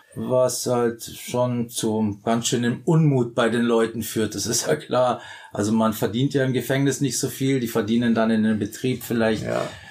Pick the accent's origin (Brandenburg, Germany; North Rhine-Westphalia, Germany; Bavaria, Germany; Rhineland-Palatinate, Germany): Bavaria, Germany; moved away; ich komme ja aus Bayern